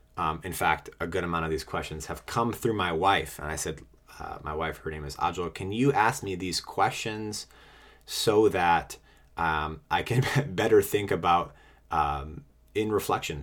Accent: New England, United States; moved away as an adult; also born or lived in Washington, D.C.; I'm originally from New England and moved to D C for work.

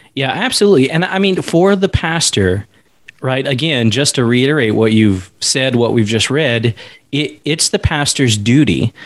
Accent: East Coast, the South, United States; moved away as an adult; now in Alaska, United States; coming from the South, in the East Coast. Now we're in Alaska, but growing up in the Bible Belt

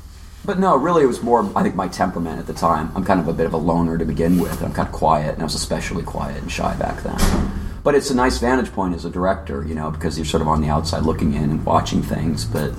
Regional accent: San Diego, California, United States; Well, I'm from San Diego.

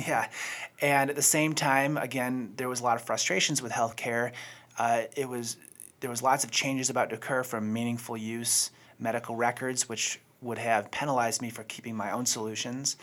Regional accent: Buffalo, New York, United States; moved away as an adult; now in Charlotte, United States; I'm originally from Buffalo

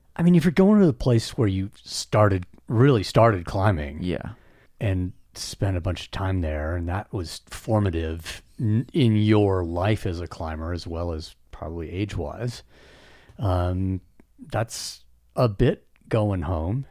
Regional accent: the West, United States; I was born and raised in the West

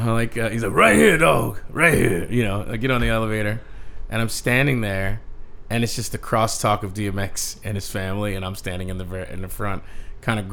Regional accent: Philadelphia, Pennsylvania, United States; born or raised there; also born or lived in New Jersey

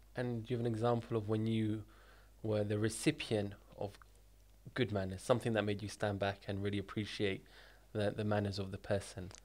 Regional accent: United Kingdom; I was born in the U K.

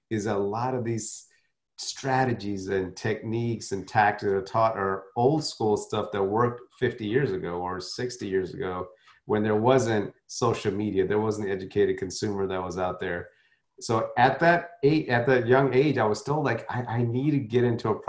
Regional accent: South India, India; My you know I was from South Indian upbringing, so you now the thing with South Indians is we they're very conservative. So it's not like North Indians.

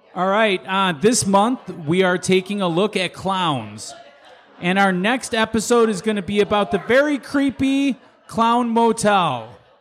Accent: Chicago, Illinois, United States; I'm coming home. This is the South Side. I'm from the South Side. So, uh, I'm from Market Park area

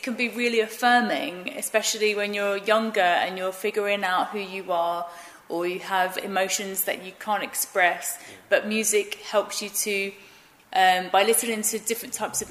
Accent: Romford, London, United Kingdom; I grew up in Romford

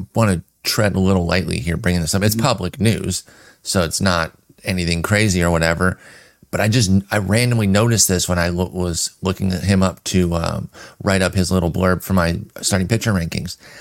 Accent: Detroit, Michigan, United States; I'm from Detroit

